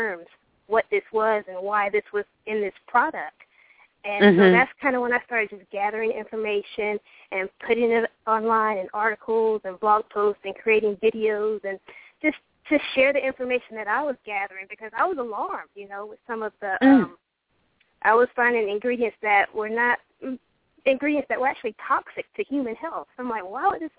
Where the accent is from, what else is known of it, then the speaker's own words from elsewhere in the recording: Hawaii, United States; moved away; also born or lived in Georgia; when I was growing up in Hawaii